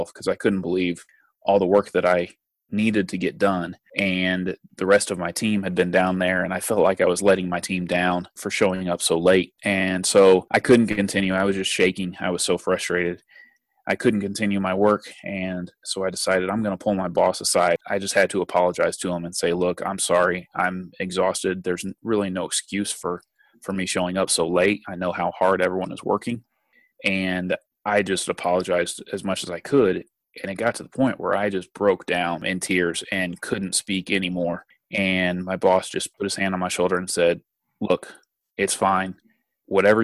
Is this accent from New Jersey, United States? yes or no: no; Indianapolis, Indiana, United States; I am from Indianapolis